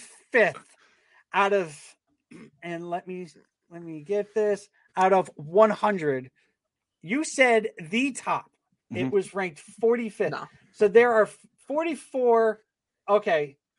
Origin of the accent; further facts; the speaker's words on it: Connecticut, United States; I'm actually from Connecticut